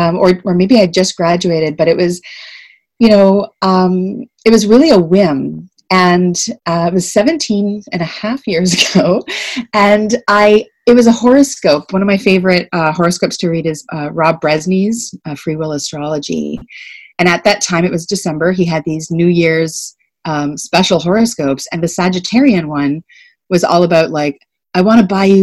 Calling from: Toronto, Ontario, Canada; I'm calling from Toronto, Ontario. I am in Canada, and this is the traditional territory of the Wendat, the Anishinaabek Nation, the Haudenosaunee Confederacy, the Mississaugas of the New Credit First Nations, and the Métis Nation.

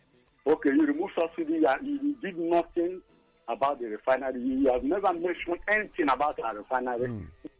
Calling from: Italy; I'm calling from Italy.

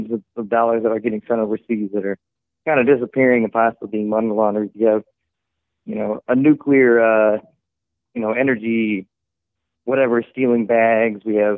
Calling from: Springfield, United States; I'm calling from Springfield.

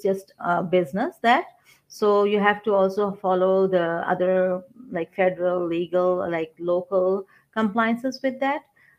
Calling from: Toronto, Ontario, Canada; I'm in Toronto, Canada, Ontario.

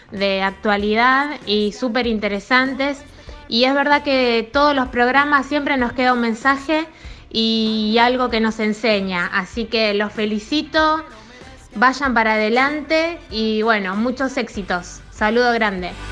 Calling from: Luis Guillón, Buenos Aires Province, Argentina; soy de Luis Guillón, los escucho eh, todos los programas

